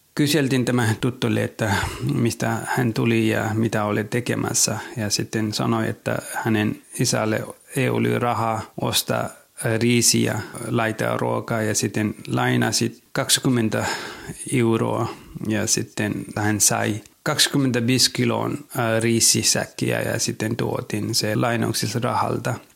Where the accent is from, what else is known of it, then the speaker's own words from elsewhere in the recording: Nepal; Finnish is a second language; now in Finland; Olin kotoisin Nepalista